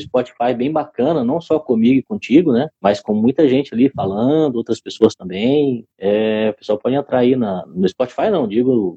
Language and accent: Portuguese; Minas Gerais, Brazil; como sou de Minas